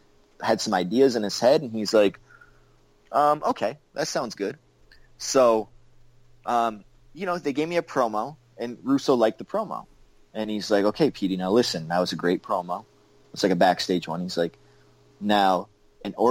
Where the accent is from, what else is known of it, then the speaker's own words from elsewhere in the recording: Canada; I'm Canadian